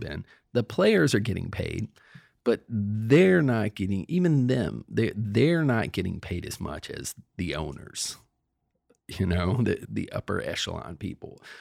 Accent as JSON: {"language": "English", "area": "Cape Fear", "region": "North Carolina", "country": "United States", "tie": "born or raised there", "moved": "yes", "lives_now": "Virginia, United States", "said": "I live in Virginia, but I grew up in North Carolina, and I wrote that book down in Cape Fear, North Carolina, by the coast, where I grew up"}